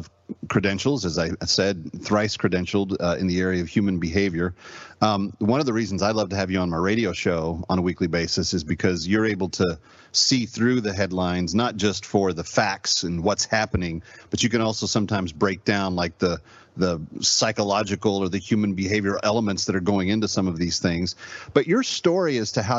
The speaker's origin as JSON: {"language": "English", "town": "Springfield", "region": "Missouri", "country": "United States", "tie": "born or raised there", "moved": "yes", "lives_now": "New York, United States", "said": "that's my birthplace."}